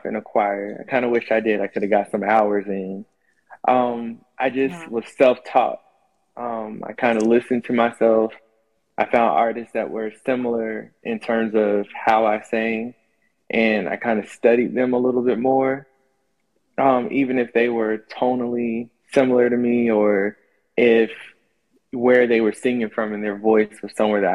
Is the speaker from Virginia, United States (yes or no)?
no; New Jersey, United States; also born or lived in North Carolina; now in Atlanta, United States; I'm currently living in Atlanta. I was born in North Carolina, but mainly raised in New Jersey